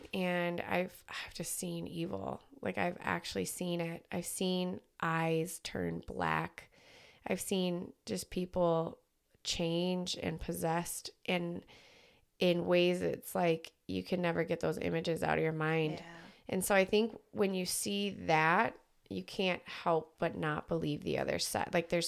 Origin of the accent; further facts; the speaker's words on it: Las Vegas, Nevada, United States; I grew up in Vegas.